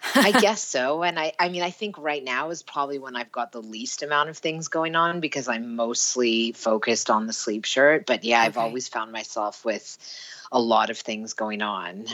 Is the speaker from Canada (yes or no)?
yes; Vancouver, British Columbia, Canada; moved away as an adult; also born or lived in Paris / London / Toronto; now in Sweden; I was from Vancouver, BC, Canada.